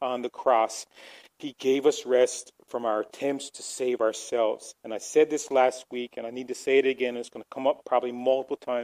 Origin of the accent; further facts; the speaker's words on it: Newfoundland and Labrador, Canada; moved away; growing up in Newfoundland